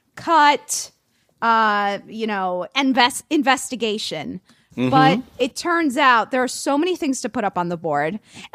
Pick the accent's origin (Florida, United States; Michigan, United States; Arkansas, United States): Florida, United States; Miami; I'm from Miami.